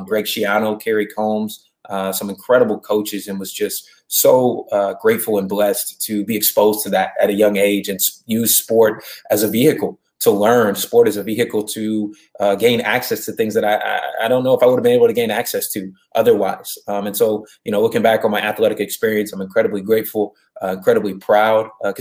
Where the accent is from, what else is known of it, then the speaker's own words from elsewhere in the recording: Columbus, Ohio, United States; moved away as an adult; now in Los Angeles, United States; I'm originally from the Midwest. Grew up in Columbus, Ohio